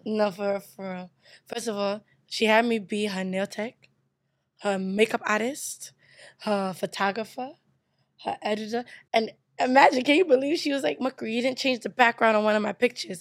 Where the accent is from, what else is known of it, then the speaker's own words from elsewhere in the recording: United States; also born or lived in Nigeria / Brooklyn; I was born in America.